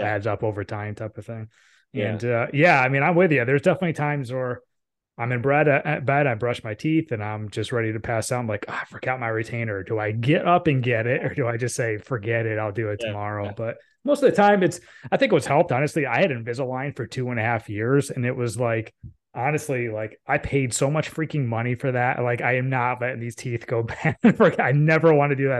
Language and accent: English; upstate New York, United States; moved away as an adult; also born or lived in Buffalo, New York / Connecticut; now in Raleigh-Durham, United States; I was born in upstate New York. I went to school in Buffalo